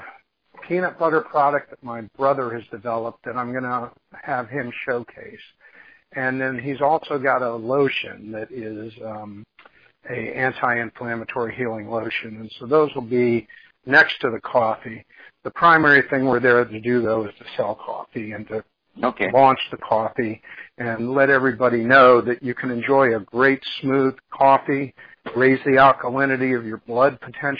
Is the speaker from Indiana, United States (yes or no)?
no; Miami, Florida, United States; now in Gainesville, United States; we're all from Miami, and we kind of grew up drinking cafecito